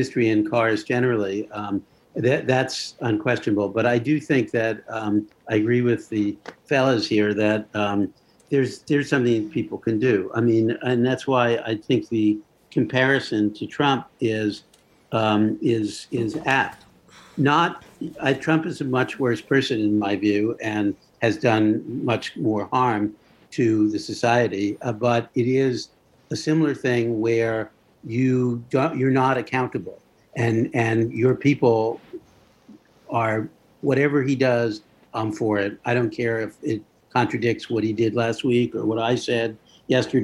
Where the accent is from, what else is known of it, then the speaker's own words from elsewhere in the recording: Leonia, New Jersey, United States; also born or lived in Brooklyn, New York; I was born in Brooklyn, but I grew up in the town of Leonia, New Jersey